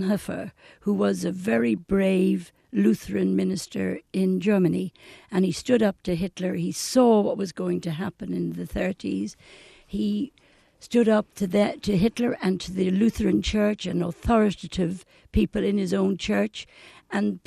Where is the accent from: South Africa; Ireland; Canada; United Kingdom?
Ireland; Dublin, Leinster; I was born in Ranelagh, Dunville Avenue, and the shop my mother owned is still there